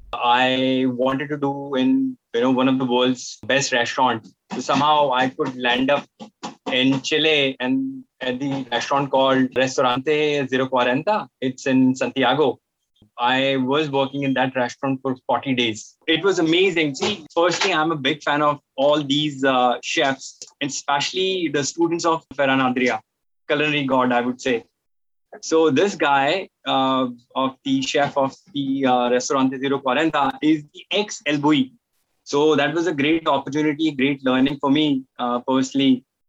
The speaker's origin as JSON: {"language": "English", "region": "northern India", "country": "India", "moved": "as an adult", "lives_now": "Dubai, United Arab Emirates", "said": "I'm from India, from the northern, northern part of India, and I've been in Dubai since last 12 years"}